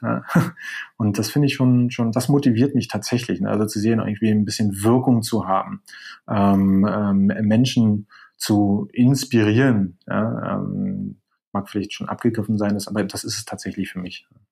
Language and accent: German; Berlin, Germany; moved away as an adult; also born or lived in near Alicante, Spain; now in Spain; bin gebürtiger Berliner, das ist vielleicht nur interessant, äh, lebe gerade aber äh, etwas südlich von Alicante